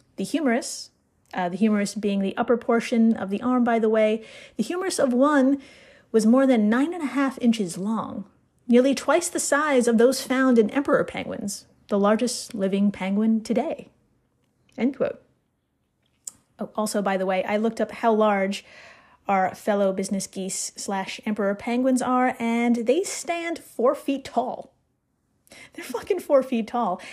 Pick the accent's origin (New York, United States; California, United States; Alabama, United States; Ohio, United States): New York, United States; Brooklyn; I'm from Brooklyn